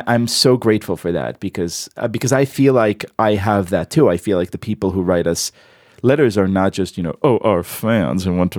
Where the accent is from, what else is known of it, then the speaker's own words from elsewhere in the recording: Israel; obviously, because I am from the Israel, I like the tribe metaphor very much with the desert and the knife and the camel.